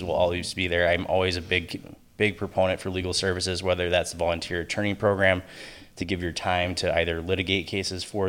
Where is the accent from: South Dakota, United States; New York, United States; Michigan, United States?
South Dakota, United States; Sioux Falls; moved away as an adult; also born or lived in St. Paul, Minnesota; now in St. Cloud, United States; I'm originally from Sioux Falls, South Dakota